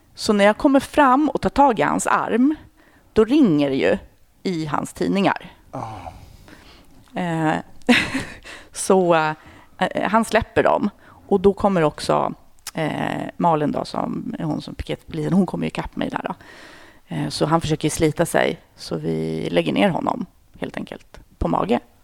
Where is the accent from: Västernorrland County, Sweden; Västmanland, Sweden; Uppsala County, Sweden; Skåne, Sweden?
Uppsala County, Sweden; outside Uppsala; moved away as an adult; now in Stockholm, Sweden; Jag är mm. född i Stockholm, men sen är jag uppväxt i, utanför Uppsala.